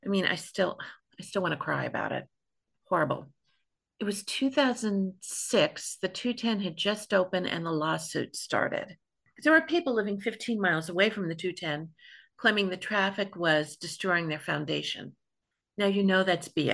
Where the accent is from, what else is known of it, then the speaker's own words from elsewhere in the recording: Los Angeles, California, United States; also born or lived in Las Vegas; I grew up in Laurel Canyon